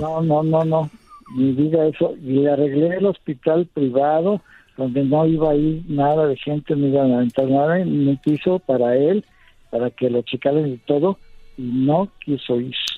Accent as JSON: {"language": "Spanish", "country": "Mexico", "said": "como mexicano"}